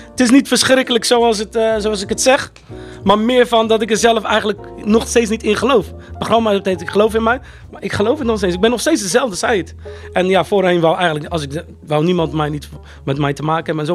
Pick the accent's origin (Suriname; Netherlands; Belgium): Netherlands; Rotterdam, South Holland; born there; Ik ben geboren in Rotteknor, Rotterdam.